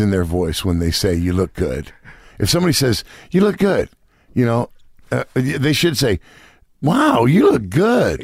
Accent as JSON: {"language": "English", "area": "Marin County", "region": "California", "country": "United States", "tie": "born or raised there", "also_born_or_lived": "New York City", "said": "I grew up in Marin County, California"}